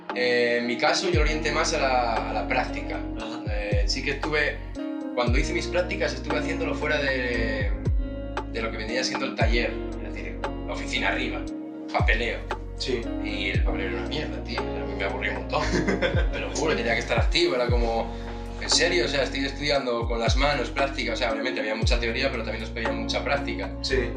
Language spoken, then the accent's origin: Spanish; Asturias, Spain; moved away; yo soy de Asturias, no nací en, en Whistler